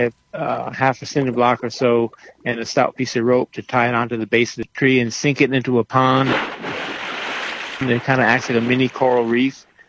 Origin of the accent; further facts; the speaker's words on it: Rhode Island, United States; I'm actually from Rhode Island, from the East Coast